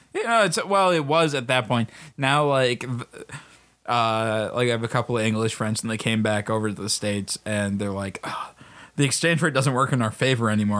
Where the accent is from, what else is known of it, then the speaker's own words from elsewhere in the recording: Australia; As an Australian